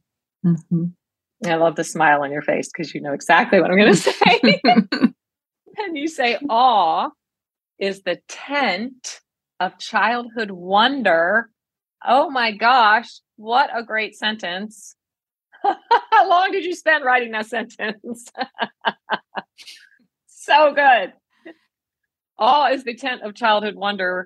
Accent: East Coast, United States; I'm from the East Coast. I'm now in the Great Plains, the Midwest

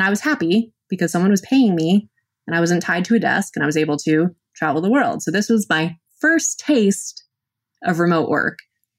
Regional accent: Massachusetts, United States; We're both from Massachusetts, and we met for the first time in Bangkok.

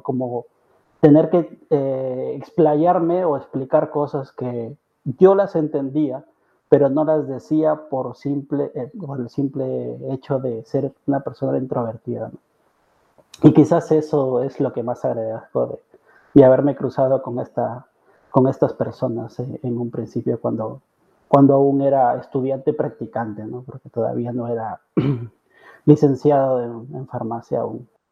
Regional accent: Trujillo, La Libertad, Peru; moved away as an adult; also born or lived in Lima, Peru; now in Barcelona, Spain; yo soy de Trujillo realmente, que es una ciudad aproximadamente a ocho horas de la capital de Perú, de Lima.

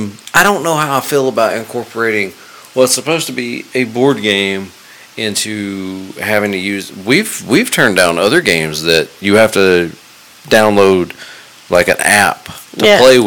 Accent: Rockmart, Georgia, United States; born or raised there

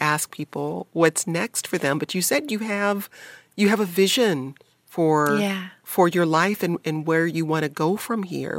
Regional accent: Detroit, Michigan, United States; when I was growing up in Detroit.

